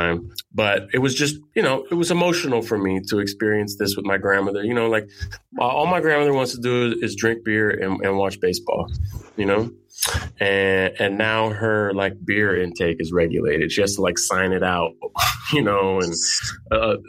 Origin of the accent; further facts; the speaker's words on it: San Francisco, California, United States; now in New York, United States; I grew up in San Francisco. I live in New York